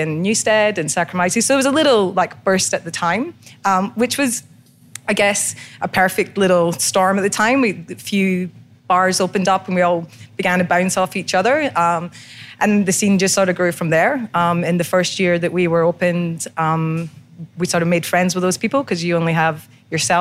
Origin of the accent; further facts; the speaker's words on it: Scotland, United Kingdom; moved away as an adult; also born or lived in Sydney; now in Brisbane, Australia; I'm originally from Scotland, emigrated over here about 18 years ago